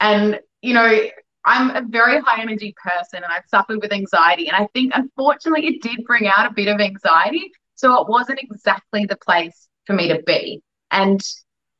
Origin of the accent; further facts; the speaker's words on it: Perth, Western Australia, Australia; moved away as an adult; also born or lived in Melbourne; when I came home from Europe, I was home in Perth for about 2 months